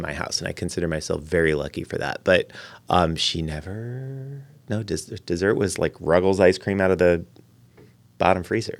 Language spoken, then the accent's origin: English; Lorain, Ohio, United States; also born or lived in Cincinnati; I grew up near Cleveland